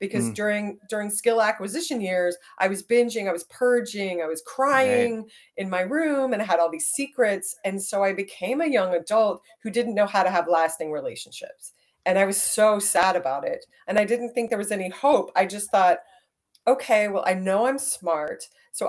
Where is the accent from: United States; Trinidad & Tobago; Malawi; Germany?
United States; Dallas, Texas; I grew up in Dallas